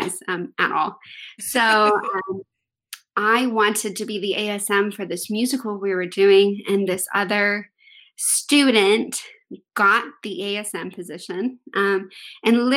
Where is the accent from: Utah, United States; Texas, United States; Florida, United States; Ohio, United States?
Texas, United States; I am from Texas